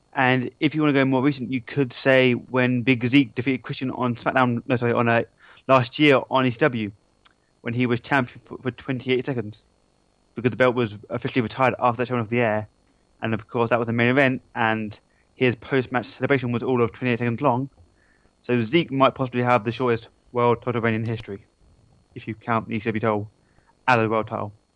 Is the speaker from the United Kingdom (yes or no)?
yes; England, United Kingdom; that's what I get for being English